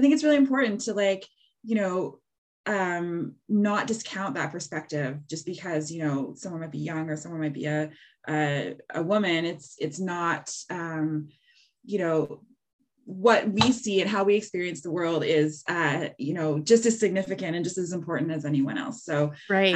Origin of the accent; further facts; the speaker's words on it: Halifax, Nova Scotia, Canada; now in Hamilton, Canada; I grew up in Halifax. I think of myself as growing up in a city